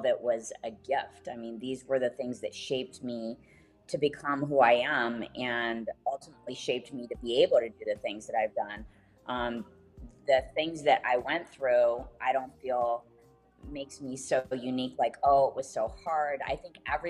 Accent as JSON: {"language": "English", "town": "Detroit", "region": "Michigan", "country": "United States", "tie": "born or raised there", "also_born_or_lived": "Phoenix", "said": "I was designed in Phoenix and manufactured in Detroit"}